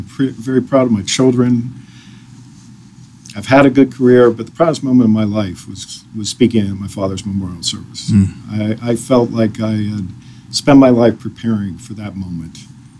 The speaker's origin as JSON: {"language": "English", "town": "Washington", "country": "United States", "tie": "born or raised there", "also_born_or_lived": "overseas", "said": "We grew up in Washington. We grew up overseas."}